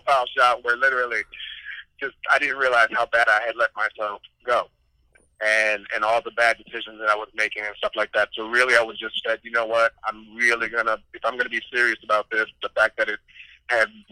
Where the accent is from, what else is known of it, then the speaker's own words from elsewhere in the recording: Saginaw, Michigan, United States; moved away; also born or lived in Washington, D.C. area / New York / Los Angeles; Born and raised in Saginaw, Michigan, but then moved out to Washington, D.C. area